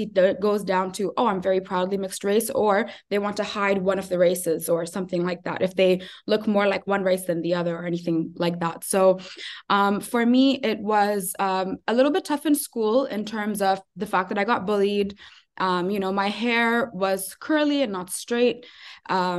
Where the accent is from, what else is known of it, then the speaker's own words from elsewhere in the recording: Ajman, United Arab Emirates; also born or lived in Sharjah; now in Abu Dhabi, United Arab Emirates; I grew up in Ajman. I studied in Sharjah